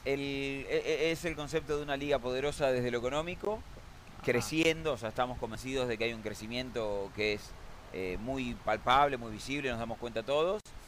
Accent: Argentina

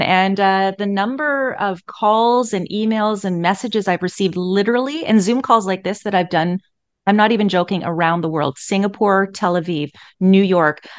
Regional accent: Edmonton, Alberta, Canada; I was born and raised in Edmonton

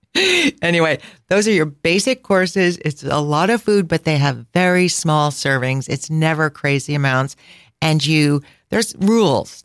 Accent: Midwest, United States; I'm from the Midwest

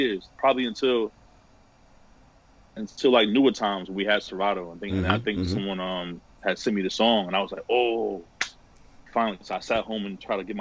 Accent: New York City, New York, United States; growing up in New York

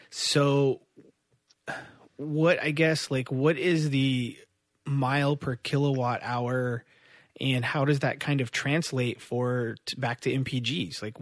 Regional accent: Midwest, United States; I grew up in the Midwest, um, and like I grew up in like a car and motorcycle family

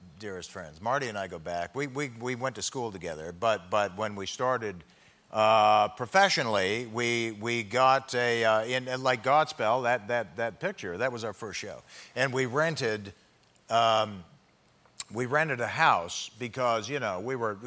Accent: Canada; As a Canadian

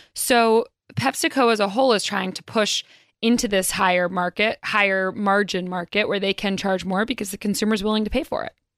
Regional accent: North Carolina, United States; now in New York, United States; I'm from North Carolina originally

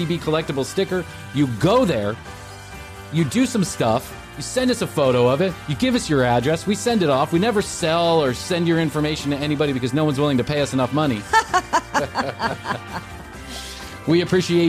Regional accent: Chicago, Illinois, United States; I grew up in Chicago

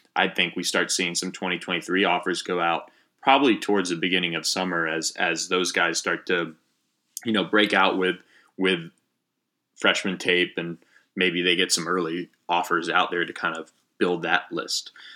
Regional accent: Florida, United States; I grew up in Florida, so I know kind of a lot of the Florida schools and how they recruit

